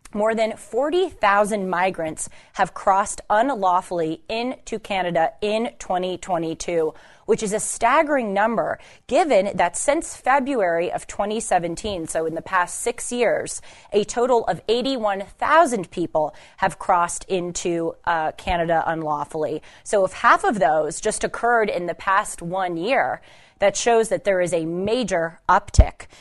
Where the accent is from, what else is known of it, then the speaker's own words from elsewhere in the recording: Los Angeles, California, United States; though I grew up in Los Angeles, I was raised here until I was eighteen